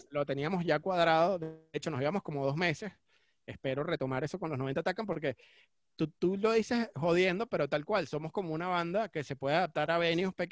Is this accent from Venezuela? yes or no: yes; Caracas, Capital District, Venezuela; born there; also born or lived in Cumaná; yo nací en Caracas, pero me fui a estudiar a Cumaná